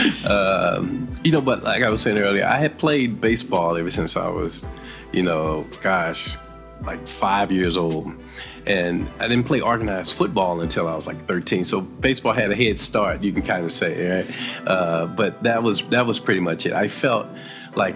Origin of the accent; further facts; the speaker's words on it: East St. Louis, Illinois, United States; Born and raised in East St. Louis, Illinois